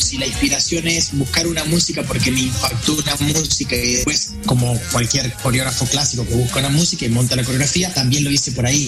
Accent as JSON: {"language": "Spanish", "country": "Uruguay", "said": "Y yo, uruguayo"}